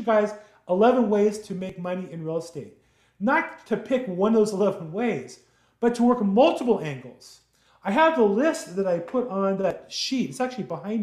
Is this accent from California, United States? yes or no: yes; Los Angeles, California, United States; I grew up in Los Angeles, California